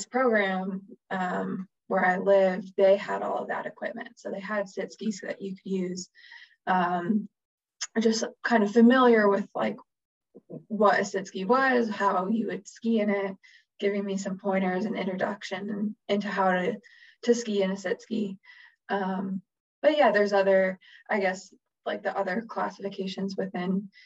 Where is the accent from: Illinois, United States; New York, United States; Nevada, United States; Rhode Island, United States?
Illinois, United States; Chicago; moved away as an adult; also born or lived in Wisconsin; growing up in Chicago